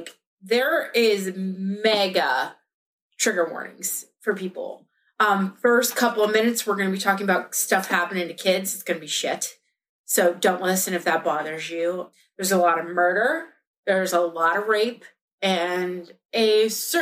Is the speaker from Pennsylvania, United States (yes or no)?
yes; Pittsburgh, Pennsylvania, United States; I'm from Pittsburgh and I have a shit accent.